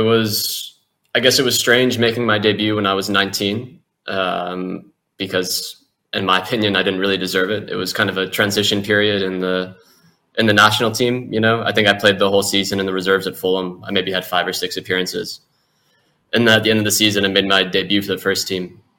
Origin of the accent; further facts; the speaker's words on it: United States; moved away; also born or lived in Europe; being an American in Europe by yourself when you're young, a football player